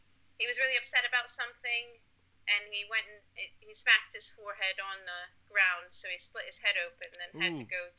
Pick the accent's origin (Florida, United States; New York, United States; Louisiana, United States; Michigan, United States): New York, United States; Buffalo; now in Norwich, United Kingdom; I was previously born and raised in Buffalo, New York.